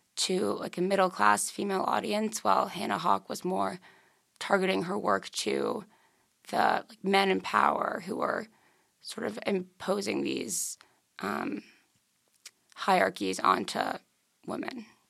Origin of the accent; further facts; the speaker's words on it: Darien, Connecticut, United States; I'm from Darien, Connecticut